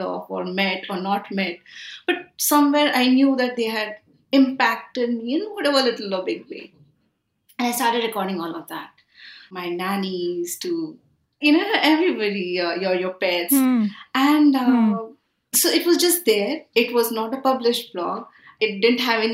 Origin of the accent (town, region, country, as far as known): India; born or raised there; also born or lived in Milan